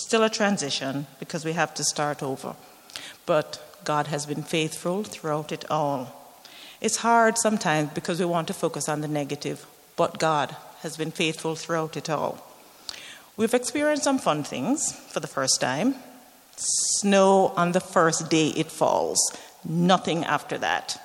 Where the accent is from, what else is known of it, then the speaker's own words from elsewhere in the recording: Jamaica; moved away as an adult; also born or lived in London / Italy; now in Canada; I was born in Jamaica. I'm very proud of being a Jamaican